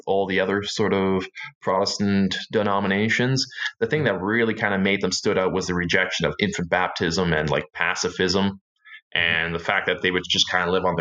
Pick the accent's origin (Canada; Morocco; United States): Canada; Winkler, Manitoba; I grew up around Winkler. It was only when I was 18 that I actually moved into Winkler. But yeah, I've lived in this area the whole time, and I grew up here.